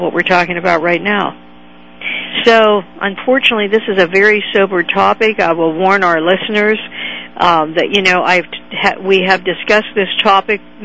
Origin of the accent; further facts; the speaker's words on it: Pittsburgh, Pennsylvania, United States; my hometown of Pittsburgh, Pennsylvania